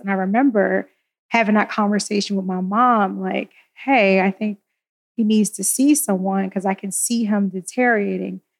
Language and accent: English; Philadelphia, Pennsylvania, United States; I'm a Philly girl